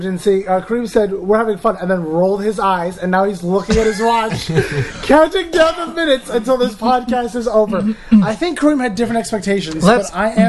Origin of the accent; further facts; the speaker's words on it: Eritrea; also born or lived in Saudi Arabia; I was born there, but I am from East Africa, yeah.